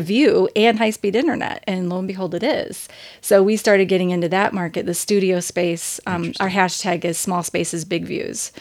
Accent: Indiana, United States; now in Michigan, United States; growing up in Indiana

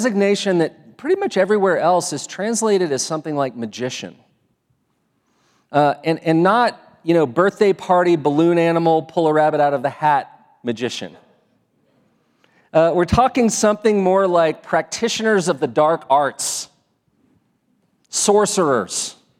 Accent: Texas, United States; also born or lived in East Coast; Now, many of you know that I came here from Texas, and you may also know that part of my story is I lived a lot of years back east

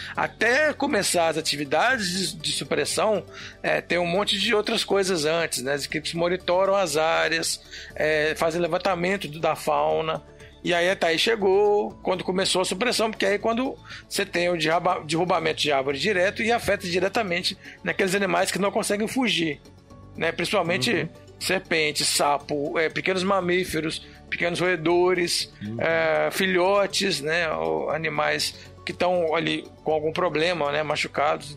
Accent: Belo Horizonte, Minas Gerais, Brazil; moved away as an adult; also born or lived in Pará / Rondônia; Eu sou de Belo Horizonte

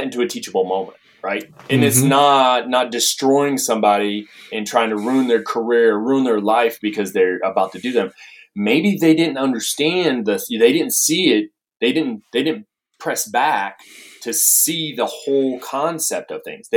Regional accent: Maine, United States; now in Tennessee, United States; I'm from Maine. So I'm in New England, you know, up there.

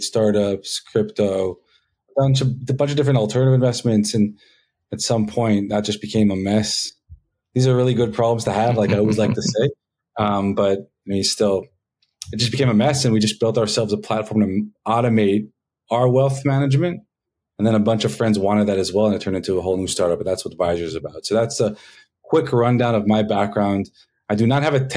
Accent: Israel; also born or lived in Los Angeles, United States; So I was born in the States, in LA, and when I was 9 years old, my parents decided to pack us up and take us on a trip around the world. Our first stop was Israel, and I've been stuck there ever since

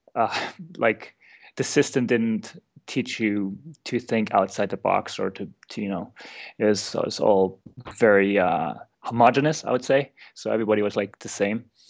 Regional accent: East Germany, Germany; I grew up in East Germany

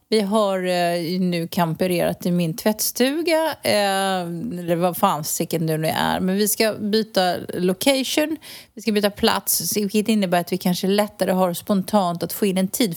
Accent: Sweden; moved away as an adult; now in Spain; jag är svensk medborgare fortsatt. Jag har min familj kvar.

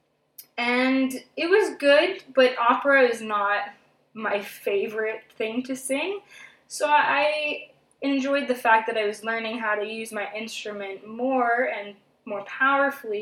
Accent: Thunder Bay, Ontario, Canada; now in Toronto, Canada; I'm from Thunder Bay, Ontario. Lived there until I was 21 years old. Moved to Toronto

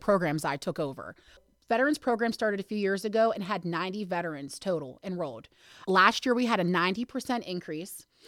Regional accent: Hermitage, Pennsylvania, United States; also born or lived in Pittsburgh, Pennsylvania; I've been here since I was eight, so I guess I'm from here

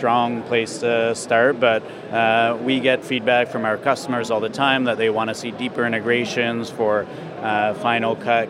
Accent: Kitchener-Waterloo, Ontario, Canada; We're from Canada. Oh, really? Where in Canada? So about an hour outside of Toronto. It's called Kitchener-Waterloo.

